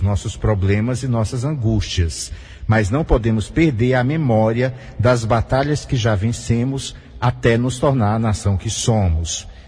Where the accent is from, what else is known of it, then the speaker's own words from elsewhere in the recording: Brazil; somos brasileiros